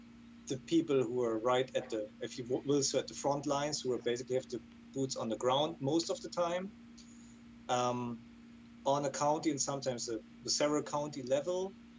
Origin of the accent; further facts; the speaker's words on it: Germany; accent: German; English is a second language; moved away as an adult; also born or lived in Florida / California; now in North Carolina, United States; I'm originally from Germany, which explains my accent. And I live in the United States now for about 8 years. I was in Florida and California before that. And I did my PhD in Germany at the University of Geisenheim